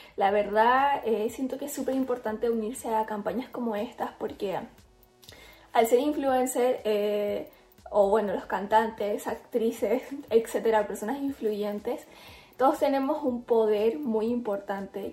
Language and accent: Spanish; Chile; soy influencer chilena